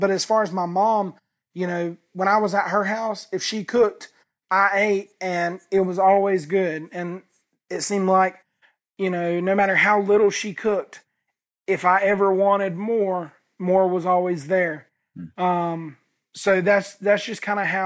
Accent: the South, United States; I grew up in the South

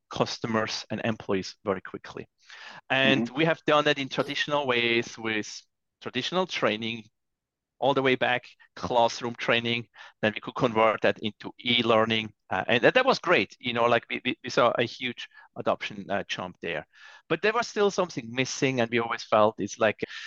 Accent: Zurich, Switzerland; moved away; Zurich, my hometown in Switzerland

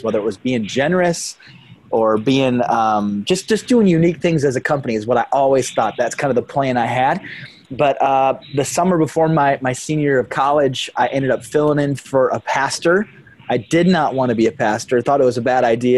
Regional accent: South Dakota, United States; I'm born and raised in South Dakota

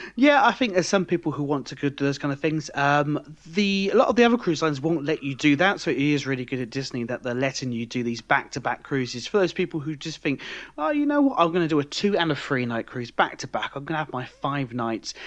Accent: United Kingdom; now in France; I'm British

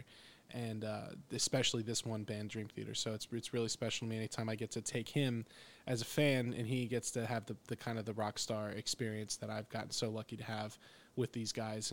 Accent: Northeast, United States; moved away as an adult; now in Fort Worth, United States; Northeastern boy has to deal with the heat

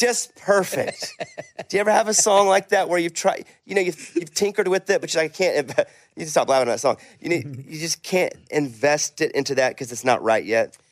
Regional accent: Arkansas, United States; I'm from Arkansas

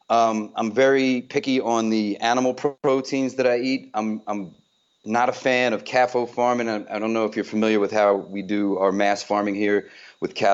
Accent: Newport News, Virginia, United States; also born or lived in Long Island, United States; Uh, I'm originally from Long Island, New York, uh, but I was uh-huh. raised a lot in um, in Virginia, Newport News, Virginia.

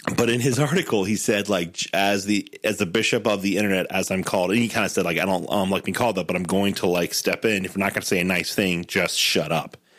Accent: Southwest Ohio, United States; also born or lived in Denver; now in Cincinnati, United States; I grew up in Southwest Ohio for eighteen

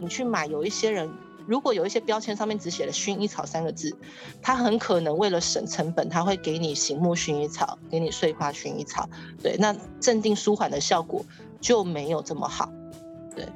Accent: Taiwan; 我们台湾人

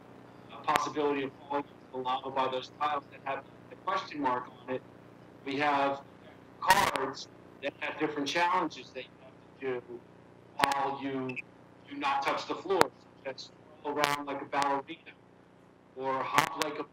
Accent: Philadelphia, Pennsylvania, United States; when I was growing up in Philadelphia

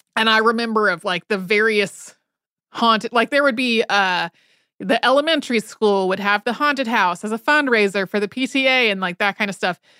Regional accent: Winston-Salem, North Carolina, United States; when I was a kid, I grew up outside of Winston-Salem, North Carolina

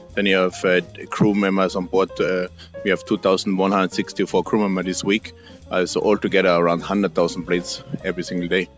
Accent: Austria; English is a second language; moved away as an adult; also born or lived in Salzburg, Austria / Sydney, Australia / Norway; now in Mexico; I'm born in Austria, living now in Mexico

